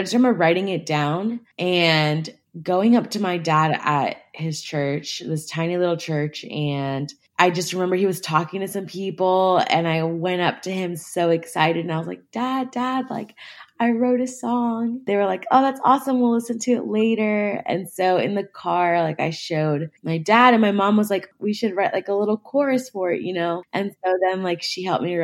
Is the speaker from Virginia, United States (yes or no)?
yes; Charlottesville, Virginia, United States; also born or lived in Florida; I'm from Charlottesville, Virginia, but I wasn't born here, but I grew up here. So it's my hometown